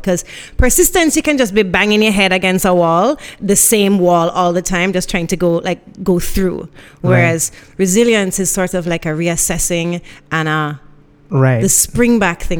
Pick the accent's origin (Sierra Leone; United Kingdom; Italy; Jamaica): Jamaica; also born or lived in Miami, United States / Guelph, Canada; Born in Miami, but there's no parts of me that's not Jamaican. You know, went to school all my life out here